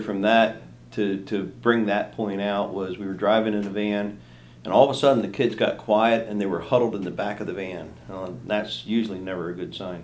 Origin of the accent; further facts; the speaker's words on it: Lancaster County, Pennsylvania, United States; moved away as an adult; now in Morris Run, United States; we're originally from Lancaster County. We both yeah. grew up in Lancaster County.